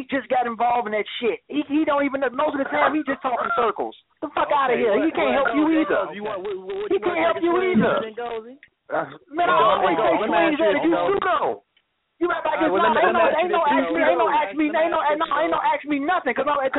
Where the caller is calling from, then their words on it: St. Louis, Missouri, United States; I'm calling from St. Louis, man.